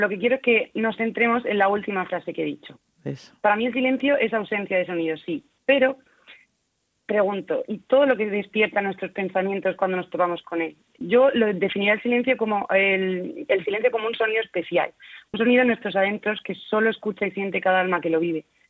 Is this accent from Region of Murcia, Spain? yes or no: yes; Cartagena, Region of Murcia, Spain; somos miles los cartageneros que rezamos y cantamos